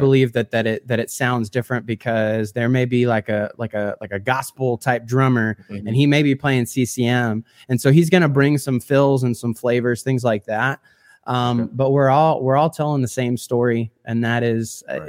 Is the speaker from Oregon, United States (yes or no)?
no; a couple hours south of Chicago, Illinois, United States; grew up in the Midwest, and so I'm from Illinois, uh, a couple hours south of Chicago